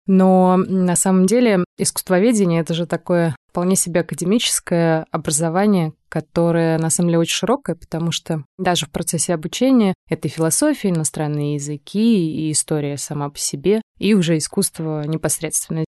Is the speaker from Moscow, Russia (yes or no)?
yes; Moscow, Russia; Мы обе родились и выросли в Москве